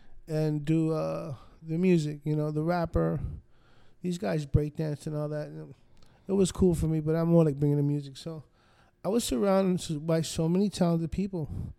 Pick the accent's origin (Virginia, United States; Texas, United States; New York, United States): New York, United States; also born or lived in North Miami Beach, United States; I grew up in New York and I grew up in North Miami Beach.